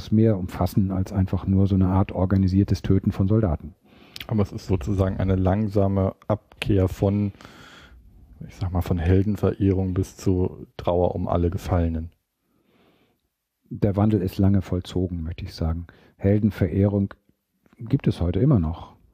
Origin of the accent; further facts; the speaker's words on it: Gammelby, Schleswig-Holstein, Germany; born there; sagt da, wo ich geboren bin, in Gammelbü bei Eckernförde, 400 Einwohner